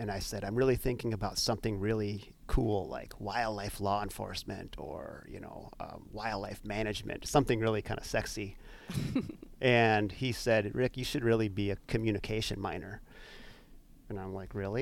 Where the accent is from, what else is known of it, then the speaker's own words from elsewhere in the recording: Midwest, United States; now in Wisconsin, United States; growing up in the Midwest to here in Wisconsin